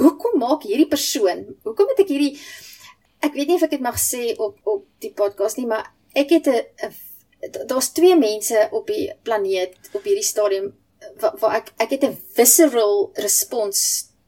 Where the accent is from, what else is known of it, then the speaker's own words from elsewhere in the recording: South Africa; ek as 'n gewone Suid-Afrikaner